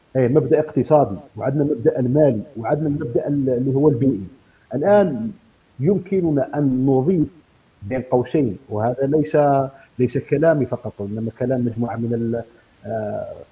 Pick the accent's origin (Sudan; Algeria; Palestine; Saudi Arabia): Algeria; عندنا في الجزائر